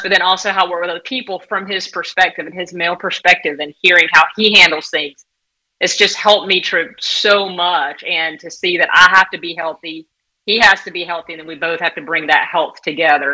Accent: southeast Georgia, United States; also born or lived in Southern California; now in St. Augustine Beach, United States; I'm from Georgia, southeast area Georgia, about a little over four hours below Atlanta

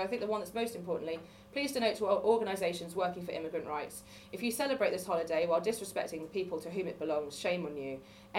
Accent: Wales, United Kingdom; I am also from Wales, originally. I don't sound like I'm from Wales, because I'm from the part of Wales where everyone retires to, all the equestrians and the city commuters.

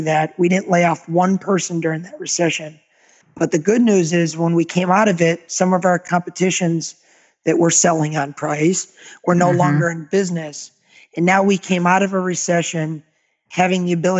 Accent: Agawam, Massachusetts, United States; moved away as an adult; now in Naples, United States; we're originally from Western Massachusetts, a town called Agawam. So we relocated in 2002 to Naples, Florida

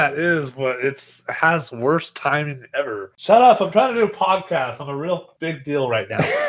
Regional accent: Kansas, United States; I'm from Kansas.

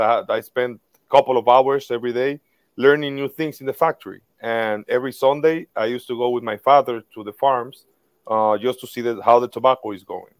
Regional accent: Tamboril, Santiago, Dominican Republic; my hometown, Tamboril, which is very close from the Santiago, the second biggest city here in the DR

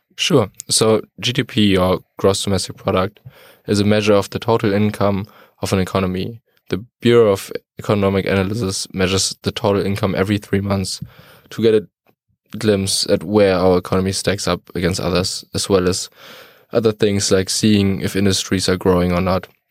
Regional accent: Detmold, North Rhine-Westphalia, Germany; moved away; I'm, uh, from Detmold in Germany

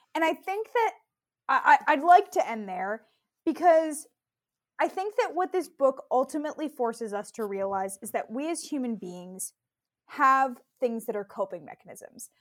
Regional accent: California, United States; I grew up in California.

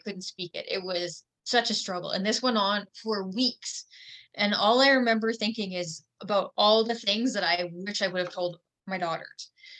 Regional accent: Ontario, Canada; now in Saskatchewan, Canada; I'm not originally from Saskatchewan. I moved here from Ontario, and I've moved to different places.

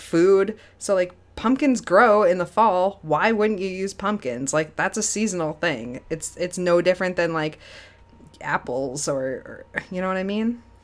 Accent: Spofford, New Hampshire, United States; I grew up in the Keene area.

